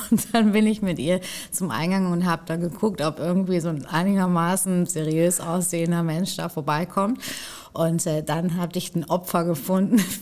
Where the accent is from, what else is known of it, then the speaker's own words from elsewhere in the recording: Hamburg, Germany; Klar, also wir kommen ja beide aus Hamburg und so weiter.